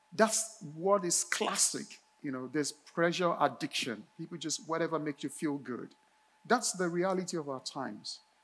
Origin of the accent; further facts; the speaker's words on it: Nigeria; moved away; when I was a teen, growing up in Nigeria, in my neighborhood